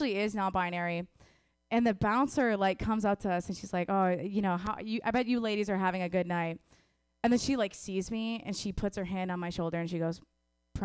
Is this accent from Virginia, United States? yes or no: no; Wisconsin, United States; I'm from Wisconsin